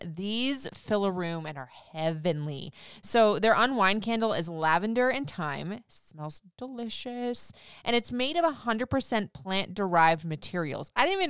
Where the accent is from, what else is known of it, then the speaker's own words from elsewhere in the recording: Florida, United States; Now I grew up in Florida. I've bounced around the country everywhere